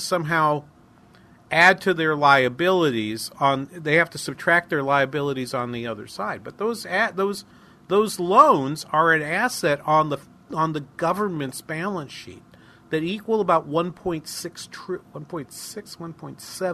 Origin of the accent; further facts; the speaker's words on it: Manchester, New Hampshire, United States; accent: New England; now in Minnesota, United States; my hometown in Manchester